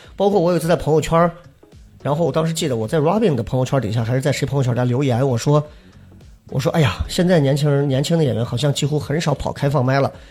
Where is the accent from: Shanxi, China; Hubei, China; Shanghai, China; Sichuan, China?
Shanxi, China; 你像我们老家呢，就真的是那种在农村里头贼能吃苦，就跟小黑那农，农村里的一样的，就我们家山西老家挑水